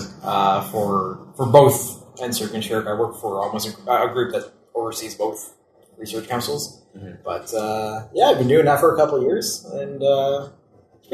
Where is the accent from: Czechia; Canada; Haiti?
Canada; Elliott Lake, Ontario; now in Ottawa, Canada; I'm from Elliott Lake